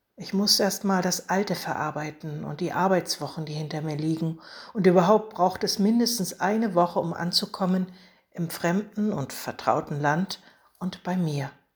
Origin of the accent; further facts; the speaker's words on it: Germany; an die Oder, von dort stamme ich nämlich